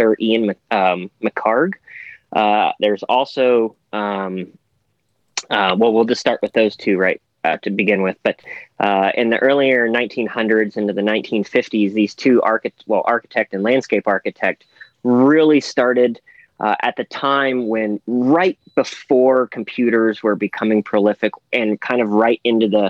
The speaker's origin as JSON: {"language": "English", "town": "Toronto", "region": "Ontario", "country": "Canada", "tie": "born or raised there", "said": "I was born in Toronto"}